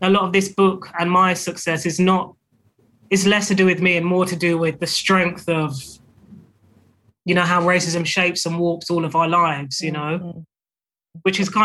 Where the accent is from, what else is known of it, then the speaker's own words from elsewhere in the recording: United Kingdom; being a British author